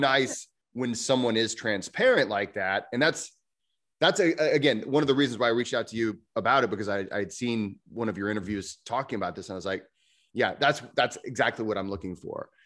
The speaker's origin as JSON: {"language": "English", "country": "United States", "said": "I'm an American"}